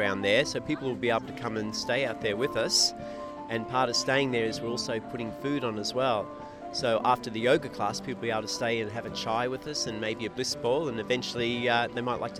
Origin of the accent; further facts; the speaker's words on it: Melbourne, Victoria, Australia; now in Byron Bay, Australia; Originally from Melbourne, but I've been living here in Byron for the last 30 years. Almost a local now.